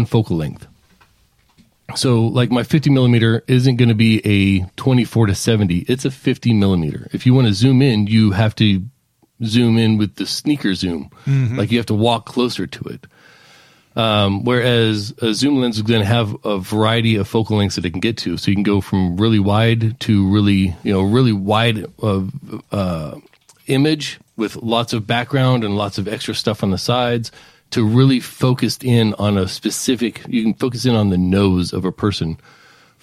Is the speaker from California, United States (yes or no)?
yes; Palmdale, California, United States; now in Alaska, United States; when I was growing up in Palmdale, California